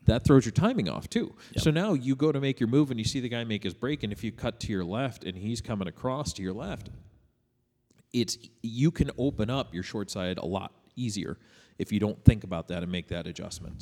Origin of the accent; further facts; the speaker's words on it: Buffalo, New York, United States; moved away; I grew up in in Buffalo, New, York, not Buffalo, Minnesota